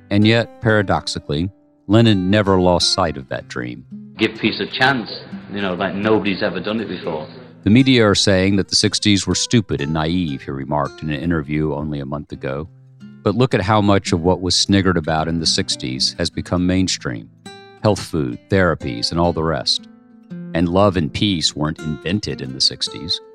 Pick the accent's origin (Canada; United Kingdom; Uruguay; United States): United Kingdom; I began to be ashamed of being British, and I'm a patriotic nationalist